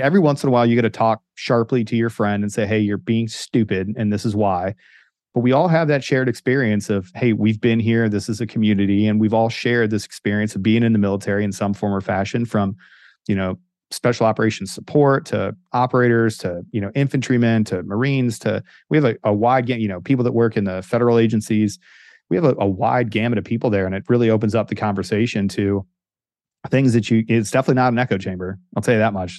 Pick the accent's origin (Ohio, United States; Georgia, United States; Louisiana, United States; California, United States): Ohio, United States; Northeast; moved away; dorky kid that grew up in Northeast Ohio